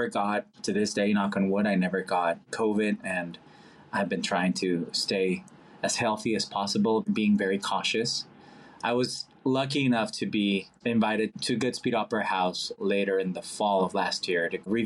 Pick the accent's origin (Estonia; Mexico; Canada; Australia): Mexico; Monterrey, Nuevo León; English is a second language; moved away as an adult; now in New York, United States; being from Mexico and growing up in Mexico